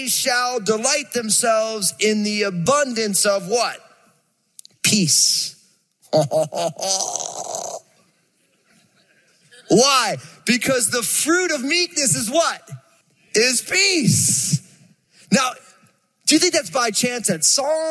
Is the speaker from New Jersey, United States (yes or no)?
yes; New Jersey, United States; I'm from Jersey, and so I moved this sweet, angelic California girl to Jersey.